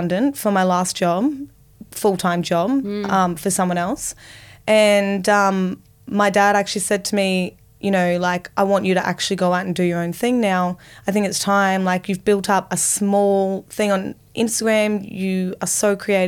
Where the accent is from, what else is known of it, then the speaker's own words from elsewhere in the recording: Sunshine Coast Hinterland, Queensland, Australia; now in Sydney, Australia; I grew up in the Sunshine Coast. Oh, so beautiful. Hinterland, Sunshine Coast